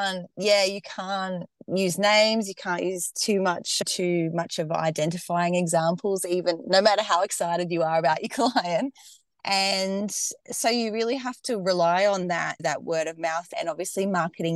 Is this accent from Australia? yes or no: yes; Australia; accent: Australian; I'm based in Australia, if you couldn't tell from my accent already